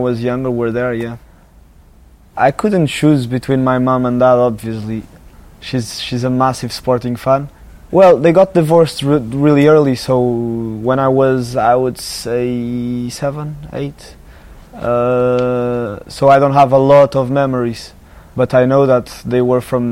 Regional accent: Lisbon, Portugal; I'm from Lisbon

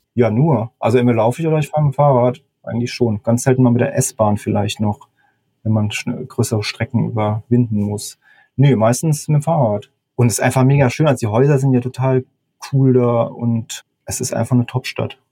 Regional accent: Mannheim, Baden-Württemberg, Germany; moved away; also born or lived in Hamburg; Ich komme ja eigentlich aus der Mannheimer Gegend

